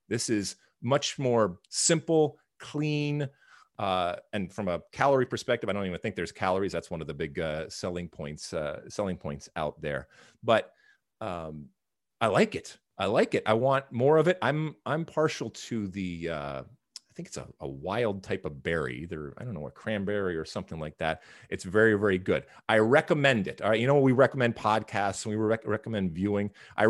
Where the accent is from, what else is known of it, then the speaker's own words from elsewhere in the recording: Michigan, United States; when I was being a juvenile delinquent back in the 80s, growing up in Michigan, we used to find ways to procure alcohol, let's say on a weekend.